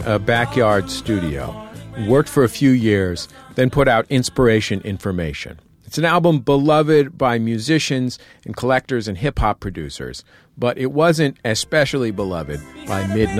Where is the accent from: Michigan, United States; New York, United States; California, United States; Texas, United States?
California, United States; Bay Area; growing up in the Bay Area